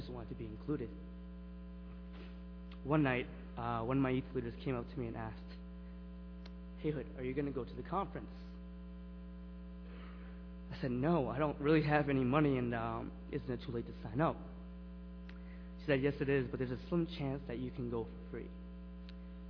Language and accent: English; Lowell, Massachusetts, United States; I'm from Lowell, Massachusetts, and I came with my youth group